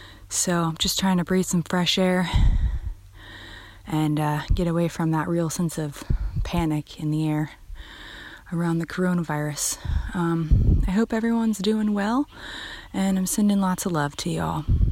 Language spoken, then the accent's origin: English; Jacksonville Beach, Florida, United States; moved away as an adult; now in Vietnam; I'm from Jacksonville Beach, Florida, but I've been in Vietnam for the past 3 months, teaching English for maybe the next year or so.